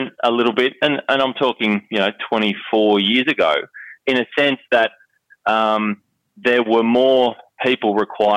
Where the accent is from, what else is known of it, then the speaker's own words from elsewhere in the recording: Wentworth Falls, New South Wales, Australia; I grew up in the Blue Mountains, west of Sydney